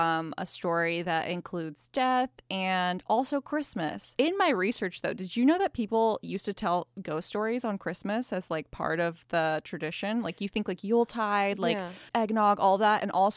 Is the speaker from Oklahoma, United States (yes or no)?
yes; Oklahoma, United States; I'm extremely jealous because I grew up in Oklahoma.